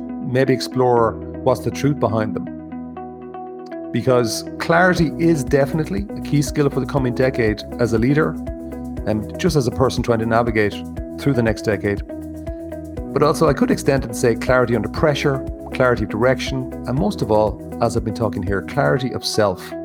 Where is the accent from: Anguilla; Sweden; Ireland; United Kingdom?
Ireland; growing up in Ireland